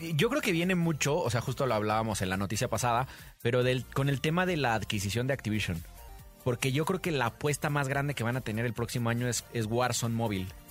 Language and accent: Spanish; Mexico; como mexicano